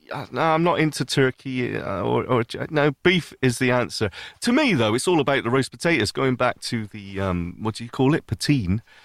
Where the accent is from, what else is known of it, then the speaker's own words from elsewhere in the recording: the north of the UK, the north of England, United Kingdom; I'm British